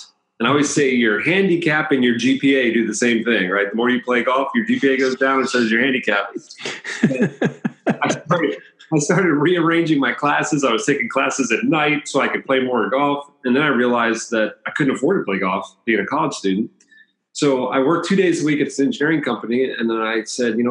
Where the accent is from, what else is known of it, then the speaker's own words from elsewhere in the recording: Bethesda, Maryland, United States; moved away as an adult; also born or lived in Los Angeles, California / Iowa; now in San Diego, United States; I grew up in the Bethesda, Maryland, right outside of Washington, D.C. Born in Los Angeles. And when I was 2 years old, my family moved to the East Coast